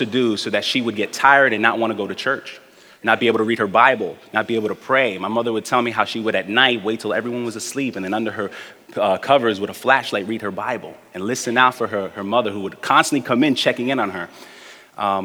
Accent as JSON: {"language": "English", "town": "New York City", "region": "New York", "country": "United States", "tie": "born or raised there", "said": "I'm also a representative of the native Brooklynites in our community. I grew up in the Midwood neighborhood of Brooklyn on Ocean Avenue and Avenue Y."}